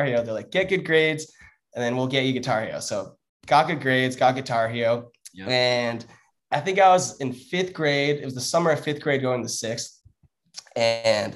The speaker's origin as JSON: {"language": "English", "town": "San Clemente", "region": "California", "country": "United States", "said": "It's the most southern city in Orange County, San Clemente"}